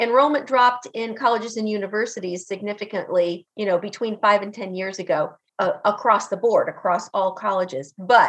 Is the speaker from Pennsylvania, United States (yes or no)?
yes; Pennsylvania, United States; moved away; also born or lived in Virginia / West Virginia; I'm originally from Pennsylvania.